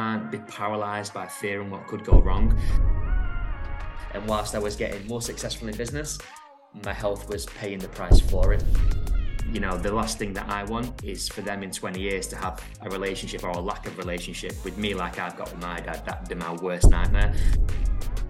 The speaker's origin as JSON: {"language": "English", "town": "Middleton", "region": "North West England", "country": "United Kingdom", "tie": "born or raised there", "also_born_or_lived": "Fylde, Lancashire", "moved": "as an adult", "lives_now": "Elswick, United Kingdom", "said": "I grew up in a place called Middleton in Manchester, sort of near like Oldham way."}